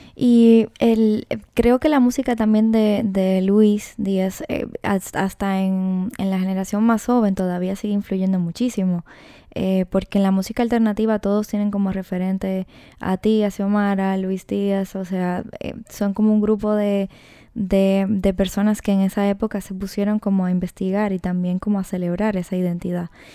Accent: Dominican Republic; yo soy dominicana también

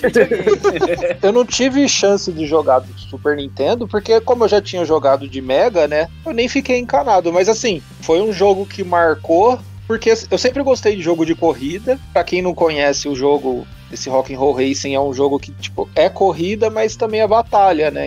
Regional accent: Campinas, São Paulo, Brazil; Eu sou de Campinas

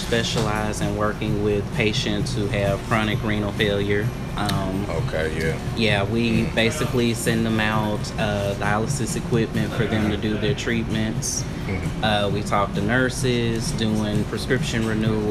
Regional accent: Little Rock, Arkansas, United States; I've pretty much grown up in Little Rock, Arkansas my whole life, born and raised in Arkansas

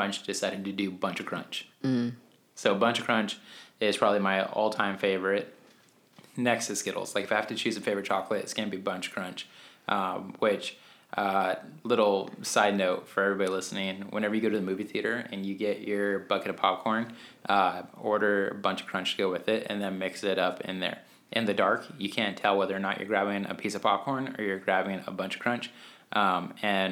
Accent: Albuquerque, New Mexico, United States; we grew up in Albuquerque, New Mexico

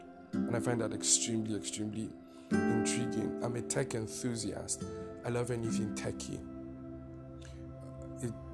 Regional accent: Taraba, Nigeria; now in Abuja, Nigeria; I'm from Taraba State, Chamba by tribe

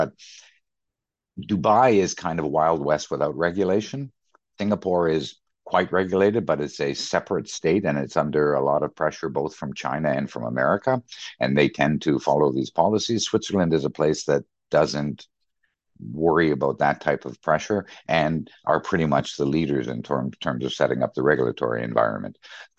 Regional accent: Canada; also born or lived in Middle East / London, United Kingdom / Germany; So I'm a Canadian. I've been in Canada. I've been in the Middle East, 12 years in London, 7 years in Germany.

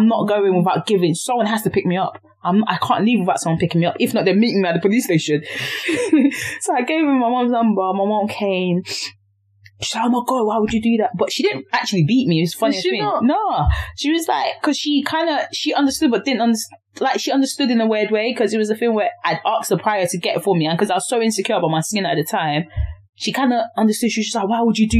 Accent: London, United Kingdom; near my house in Thamesmead.

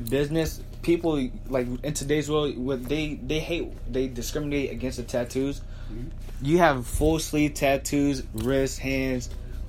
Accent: Florence, United States; moved away; I run my family nail salon business back in my hometown Florence.

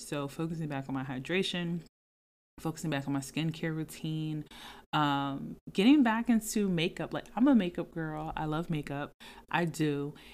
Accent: Philadelphia, Pennsylvania, United States; moved away as an adult; also born or lived in Jacksonville / Atlanta; now in Philadelphia area, United States; I'm from Philadelphia, the surrounding, suburban areas, whatever, like, I'm from the Philadelphia area, I'm from Philly, okay.

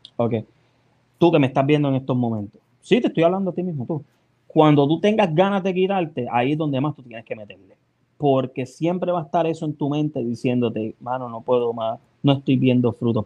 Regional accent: Puerto Rico; moved away; dónde llegué, que este es lo de Los Ángeles, Puerto Rico

